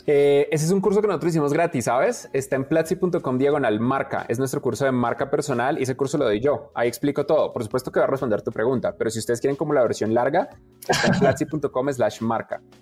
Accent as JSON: {"language": "Spanish", "country": "Colombia", "said": "ambos somos colombianos"}